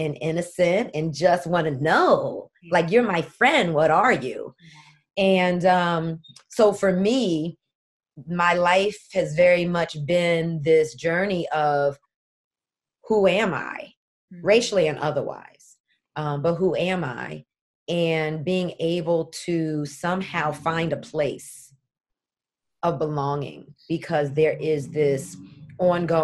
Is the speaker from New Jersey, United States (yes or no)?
yes; East Orange, New Jersey, United States; we were raised in the Black community, the African American community in East Orange, New Jersey